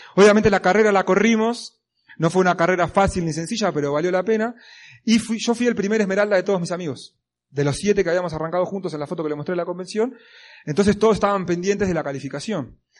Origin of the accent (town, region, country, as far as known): Argentina